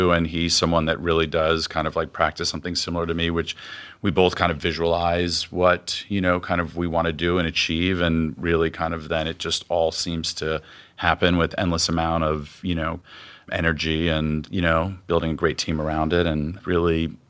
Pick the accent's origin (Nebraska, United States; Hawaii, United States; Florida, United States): Florida, United States; Miami; also born or lived in New York / Los Angeles; I came from Miami to NYU to Los Angeles, not knowing anyone or anything.